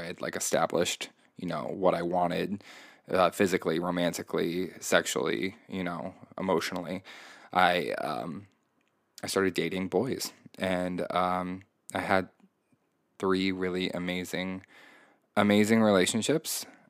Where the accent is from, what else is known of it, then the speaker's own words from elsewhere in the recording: Indiana, United States; I grew up in Indiana, very conservative state, very conservative town, very white, very privileged.